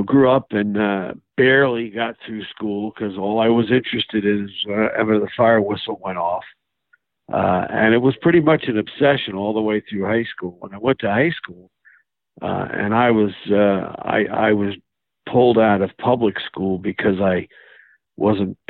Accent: Manhasset, New York, United States; also born or lived in Chicago, Illinois / Broward County, Florida; I grew up in the Great Neck, Manhasset area

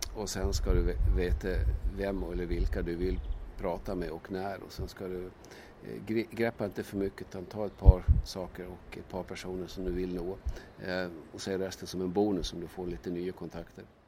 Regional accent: Gotland, Sweden; jag är gotlänning i botten

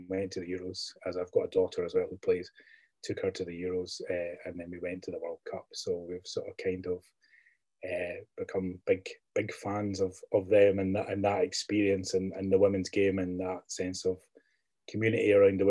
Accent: Belfast, Northern Ireland, United Kingdom; born there; I was born in Belfast. My family are all Northern Irish.

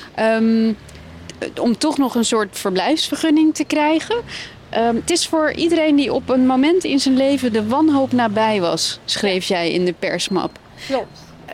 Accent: Iran; also born or lived in Amsterdam, Netherlands; now in Netherlands; Ik kom uit Iran

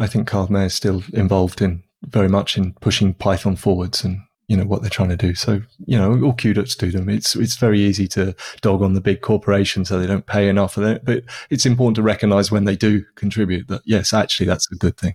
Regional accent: United Kingdom; I'm British

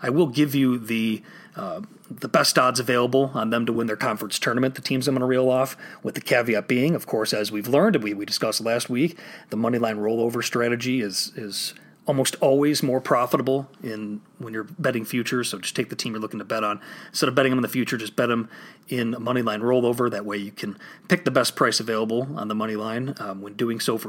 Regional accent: Illinois, United States; here in my home state of Illinois

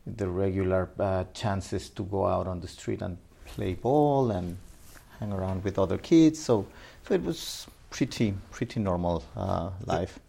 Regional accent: Mexico City, Mexico; also born or lived in Minatitlan, Veracruz, Mexico; I was born in Mexico City, ah, Mexico City. and uh, but uh, in my uh, my early years. Um, uh, were spent in the um, southern state of uh, Veracruz in, in Mexico. Veracruz, okay. And in fact, south of Veracruz in a city called Minatitlan, my um, very early years before moving back at the age of 9, 10 back to Mexico City where I spent the rest of, uh, of my life

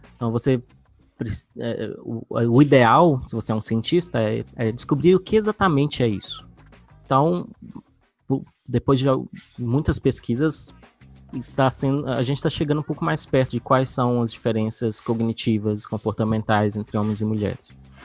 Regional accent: Brazil

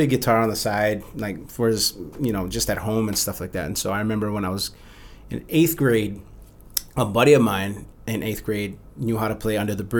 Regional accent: Mililani, Hawaii, United States; Born and raised Oahu. I grew up in Mililani.

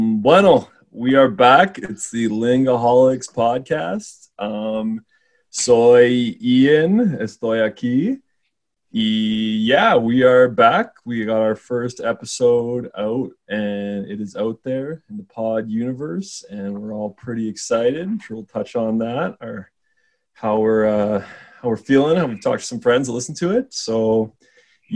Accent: Lloydminster, Alberta, Canada; now in Calgary, Canada; it's my hometown

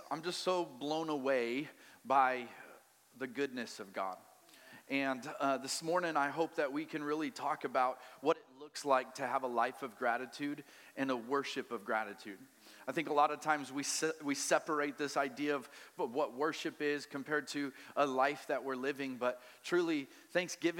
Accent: Colorado, United States; also born or lived in Maui, Hawaii; now in Wichita, United States; I'm from Colorado

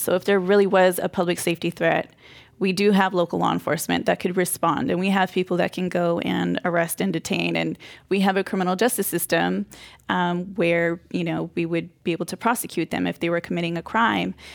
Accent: Modesto, California, United States; also born or lived in Boston; I'm from the Central Valley, and so in Modesto, a lot of my community is Mexican, Cambodian, Laotian

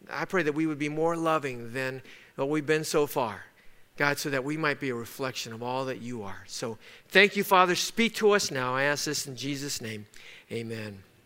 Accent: Los Angeles, California, United States; we grew up in East Los Angeles

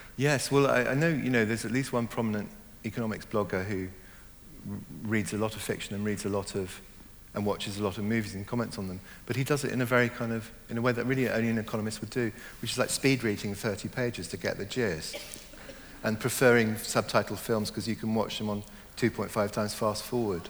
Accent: Hong Kong; also born or lived in Germany / Ireland (ancestry); now in London, United Kingdom; I was born in Germany, I grew up mainly in Hong Kong

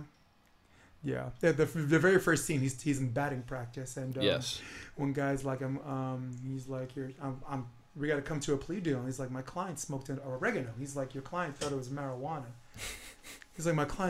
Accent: New York City, New York, United States; I'm born and raised on Flatbush Avenue

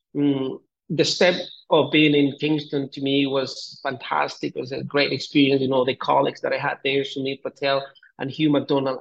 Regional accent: Colombia; moved away as an adult; also born or lived in Bogota, Colombia / Canada; I'm originally from Colombia and I uh, did my med school. I'm from a very small town here in Colombia. I I uh, went to Bogota, did my high school there

